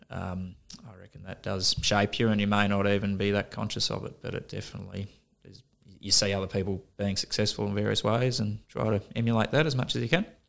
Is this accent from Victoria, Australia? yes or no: yes; Melbourne, Victoria, Australia; moved away as an adult; I grew up in Melbourne, on the outskirts of Melbourne.